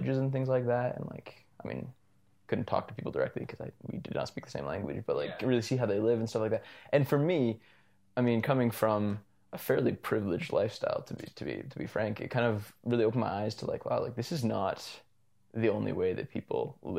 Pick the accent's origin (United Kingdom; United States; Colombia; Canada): Canada; Calgary, Alberta; I was born here in Calgary. Yeah. Born and mostly raised. Actually entirely raised.